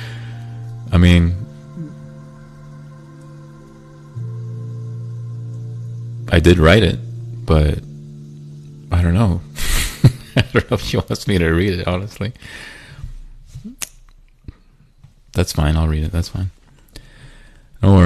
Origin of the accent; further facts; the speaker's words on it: United States; I'm from the United States of America